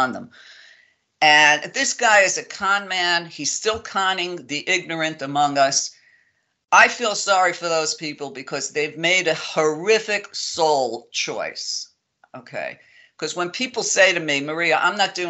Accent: New York City, New York, United States; moved away; I grew up in Brooklyn, and I grew up very tough in Brooklyn, in a very tough neighborhood

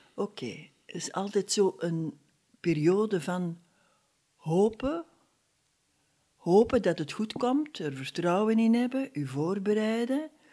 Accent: Dessel, Flanders, Belgium; in Dessel, hè, waar ik geboren ben

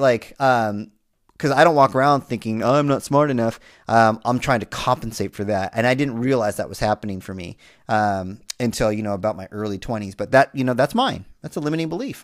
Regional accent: Southern California, United States; a Latino male growing up in Southern California

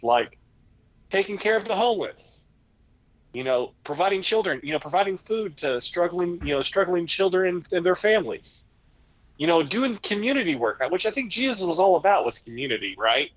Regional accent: United States; I am a real American.

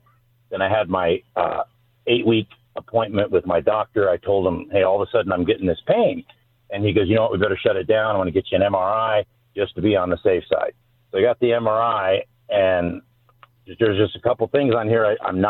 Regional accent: Ontario, California, United States; Ontario, California, Chaffey High School.

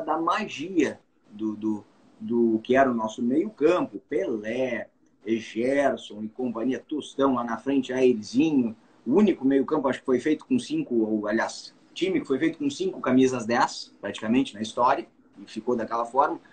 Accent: Bagé, Rio Grande do Sul, Brazil; da minha terra

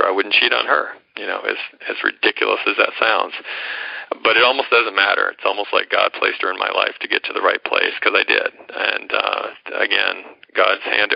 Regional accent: Atlanta, Georgia, United States; accent: American; moved away as an adult; also born or lived in New York; now in India; I ended up going back to my hometown of Atlanta

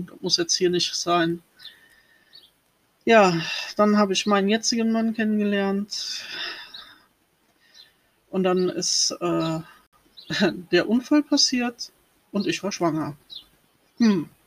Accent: Rhineland-Palatinate, Germany; born there; Ich bin 78 ähm, geboren worden in der Nähe vom Lacher See im Sternzeichen Zwillinge.

